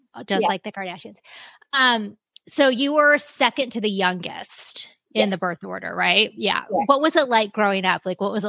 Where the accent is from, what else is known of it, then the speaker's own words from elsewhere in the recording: Kansas City, United States; Kim Starr, who we are both from Kansas City.